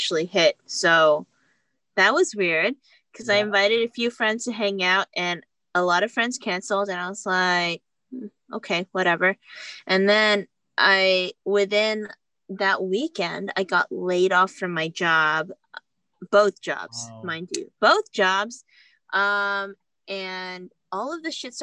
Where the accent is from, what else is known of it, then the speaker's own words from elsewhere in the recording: Houston, Texas, United States; moved away as an adult; now in New York City, United States; my hometown, Houston